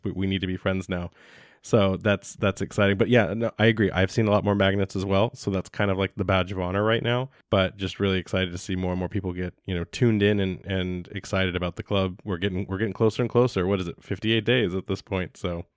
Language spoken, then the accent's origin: English; United States; as an American citizen